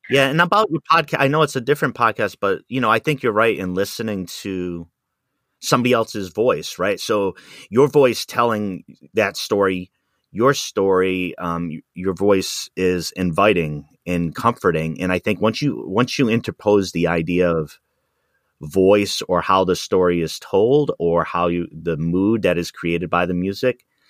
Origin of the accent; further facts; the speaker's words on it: Rhode Island, United States; also born or lived in Wisconsin; now in Pacific Northwest, United States; where I grew up in Rhode Island in the city